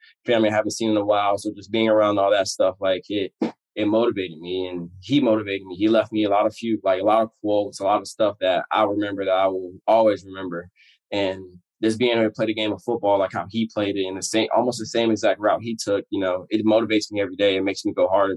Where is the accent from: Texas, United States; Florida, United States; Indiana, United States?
Florida, United States; moved away as an adult; now in Washington, United States; I'm from Florida.